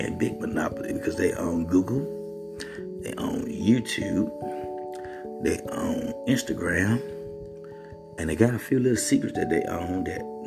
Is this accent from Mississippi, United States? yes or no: yes; Mississippi, United States; I'm from Mississippi, where poverty and being poor is nothing new.